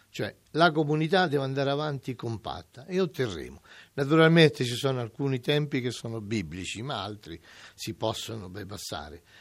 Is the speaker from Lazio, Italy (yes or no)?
yes; Amatrice, Lazio, Italy; moved away; also born or lived in Rome; sono nato qui ad Amatrice. Sono nato esattamente al Francesco Grifoni, il nostro ospedale